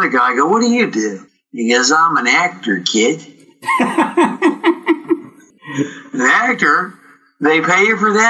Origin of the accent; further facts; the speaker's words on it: British Columbia, Canada; moved away as an adult; also born or lived in United States; here we are in British Columbia